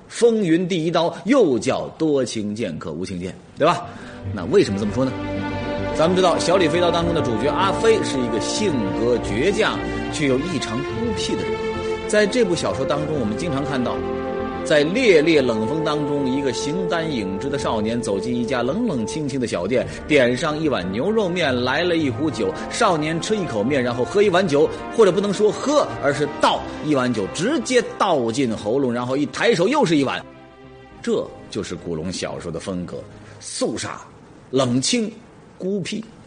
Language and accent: Chinese; Jiangxi, China; 我们江西人